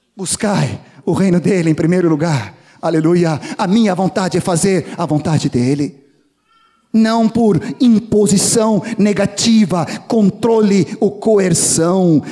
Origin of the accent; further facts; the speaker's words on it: Brazil; nós como bons brasileiros